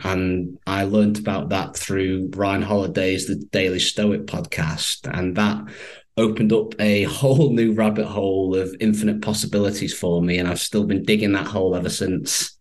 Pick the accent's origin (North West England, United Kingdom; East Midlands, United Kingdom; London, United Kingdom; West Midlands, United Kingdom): North West England, United Kingdom; Manchester; accent: northern twang; I'm based in the UK, from Manchester. What we would say over here is they've got quite a lovely northern twang. And I grew up here all my life